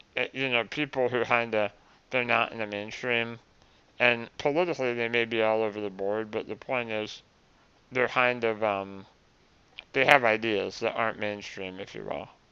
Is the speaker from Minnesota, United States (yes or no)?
no; Vermont, United States; my home state